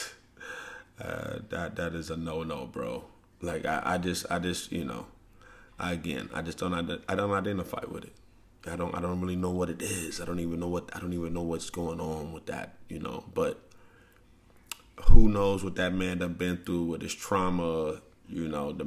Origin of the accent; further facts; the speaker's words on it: St. Louis, Missouri, United States; when I grew up in St. Louis